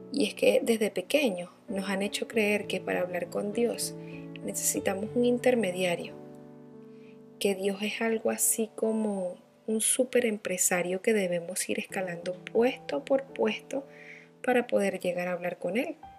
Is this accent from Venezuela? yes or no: yes; Barquisimeto, Lara, Venezuela; Nací en Barquisimeto, Venezuela.